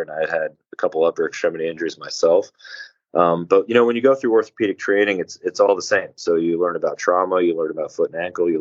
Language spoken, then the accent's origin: English; Massachusetts, United States; now in Maryland, United States; I'm not actually from Maryland. I'm from Massachusetts originally